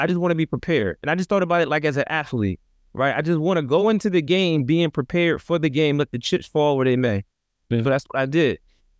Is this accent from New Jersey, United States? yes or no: yes; Trenton, New Jersey, United States; I come from an inner city context, I come from Trenton, New Jersey, 7 square miles, about 90,000 people